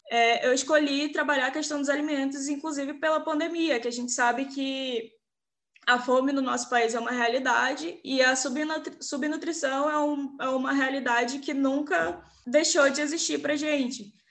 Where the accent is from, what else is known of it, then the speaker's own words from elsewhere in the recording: Amazonas, Brazil; É, primeira coisa é que eu sou de contexto periférico e isso é bem importante na história. É, lá no meu bairro, a gente tem um problema de alagar o bairro quando chove. Agora, em dezembro, é quando as chuvas é lá no Amazonas começam